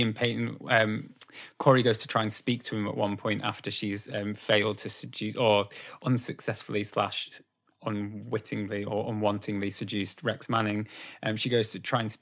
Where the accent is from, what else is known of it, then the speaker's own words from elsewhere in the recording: Preston, North West England, United Kingdom; Growing up in Preston